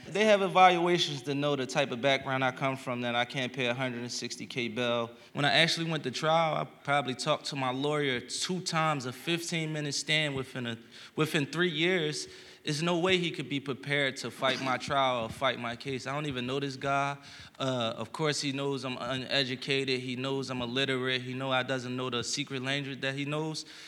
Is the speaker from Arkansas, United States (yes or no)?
no; Philadelphia, Pennsylvania, United States; a young kid from Philadelphia